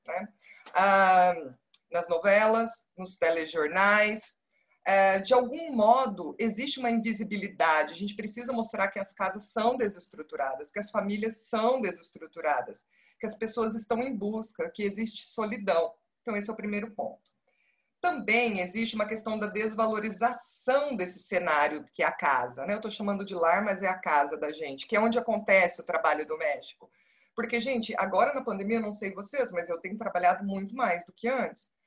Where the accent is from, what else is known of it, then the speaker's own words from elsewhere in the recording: Paraná, Brazil; moved away as an adult; now in Sergipe, Brazil; eu sou do Paraná, eu não sou de Sergipe